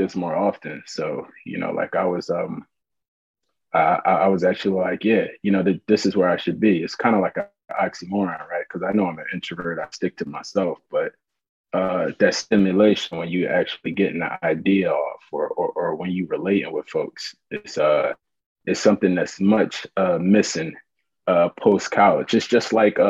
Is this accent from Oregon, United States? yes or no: no; Philadelphia, Pennsylvania, United States; West Philadelphia, born and raised, pun intended. You know, it's I grew up in Winfield, 56 in Arlington, West Philly